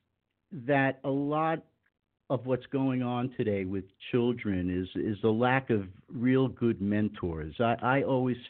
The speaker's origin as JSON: {"language": "English", "area": "Long Island", "region": "New York", "country": "United States", "tie": "born or raised there", "also_born_or_lived": "Dallas / Denver", "moved": "as an adult", "lives_now": "North Miami Beach, United States", "said": "I grew up in New York. In the 50s"}